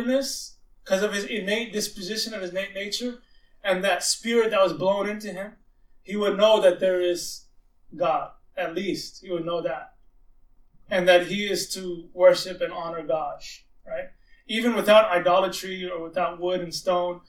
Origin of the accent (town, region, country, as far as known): Austin, Texas, United States; born or raised there; also born or lived in Arlington, Virginia